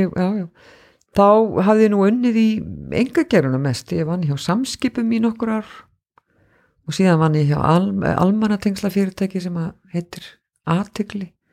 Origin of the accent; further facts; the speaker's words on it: Reykjavík, Capital Region, Iceland; moved away as an adult; also born or lived in North Iceland; now in Akureyri, Iceland; Ég bjó í Reykjavík fyrstur um 30 ár æfinar með einhverjum smá hlýjum og ákvað þá að koma hérna norður